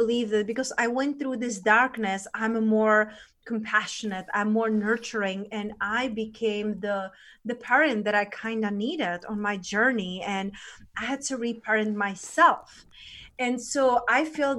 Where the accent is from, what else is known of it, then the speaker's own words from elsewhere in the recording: Czechia; moved away; So I was born in Czech Republic. That's where I'm originally